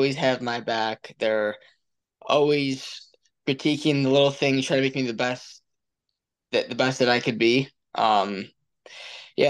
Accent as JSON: {"language": "English", "town": "Honeoye Falls", "region": "New York", "country": "United States", "tie": "born or raised there", "moved": "as an adult", "lives_now": "Lock Haven, United States", "said": "my hometown"}